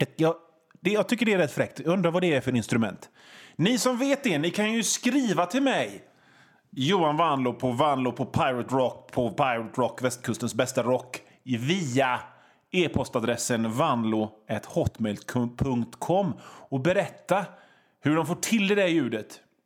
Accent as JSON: {"language": "Swedish", "town": "Hönö", "region": "Västra Götaland", "country": "Sweden", "tie": "born or raised there", "also_born_or_lived": "Gothenburg", "said": "ute på Hönö där jag kommer ifrån"}